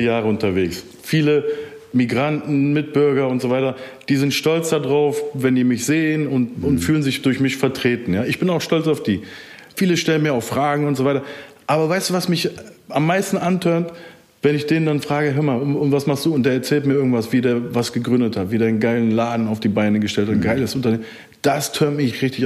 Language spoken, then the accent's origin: German; Germany; ich bin aus dem Rheinland